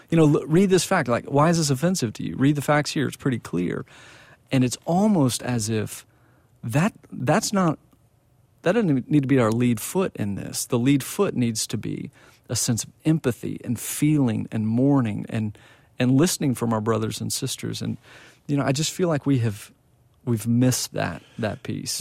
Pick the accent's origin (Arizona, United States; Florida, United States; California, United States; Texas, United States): Texas, United States; Plano; I grew up in Plano, Texas